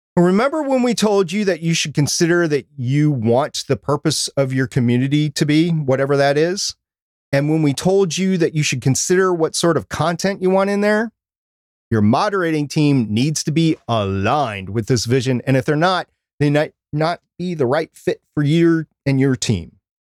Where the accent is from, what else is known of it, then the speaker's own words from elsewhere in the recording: Minnesota, United States; I was born and, or grew up in Minnesota, which is right next to Canada